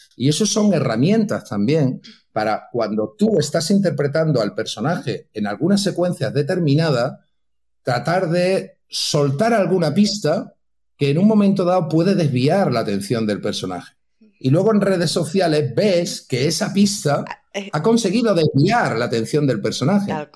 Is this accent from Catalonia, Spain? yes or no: yes; Santa Coloma de Gramenet, Catalonia, Spain; now in Madrid, Spain; nací, para los que estáis en Cataluña, en Barcelona, nací en Santaco, en Santa mm. Coloma de Gramané